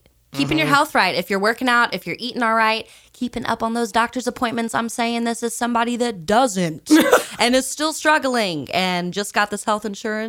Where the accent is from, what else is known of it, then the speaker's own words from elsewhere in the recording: the South, United States; oh no, I'm from the South. Like, I like barbecue and I like chicken